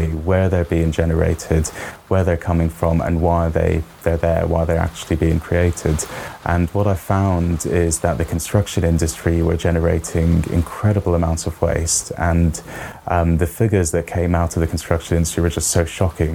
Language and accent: English; Qatar; moved away as an adult; now in United Kingdom; I grew up in Qatar in the Middle East